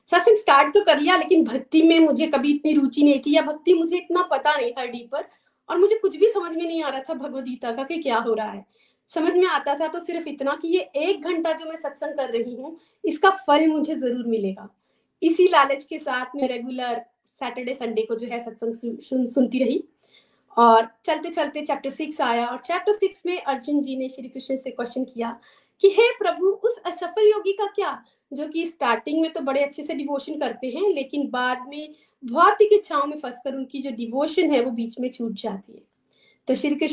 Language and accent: Hindi; Chamba, Himachal Pradesh, India; moved away as an adult; now in United States; मैं बेसिकली चंबा से हूँ एंड आफ्टर मैरिज हम लोग जो हैं यूएस में सेटल हैं बचपन से ही हमारे घर में भक्तिमय माहौल था